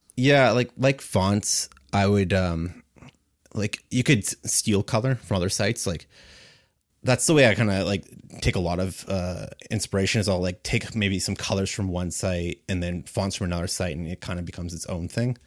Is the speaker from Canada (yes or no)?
yes; Kitchener, Ontario, Canada; I'm a designer from Kitchener, Waterloo